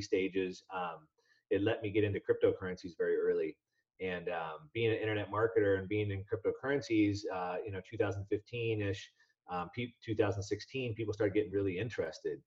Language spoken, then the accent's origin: English; Southern California, United States; I grew up in Southern California, so I'm an action sports guy